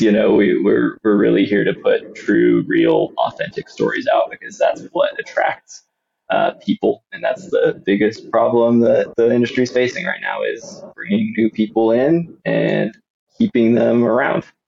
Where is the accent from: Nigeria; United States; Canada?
United States; Austin, Texas; I grew up just outside of Austin, Texas, in the suburbs